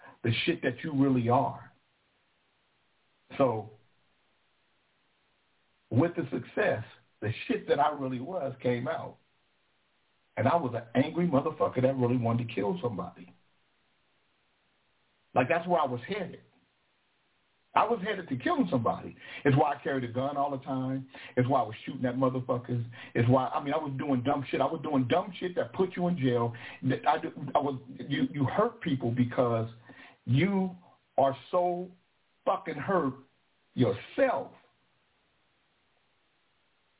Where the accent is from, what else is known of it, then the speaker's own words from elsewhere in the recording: Sacramento, California, United States; also born or lived in Vallejo, California; I'm from Del Paso Heights. I'm from Country Club Crest, Simonton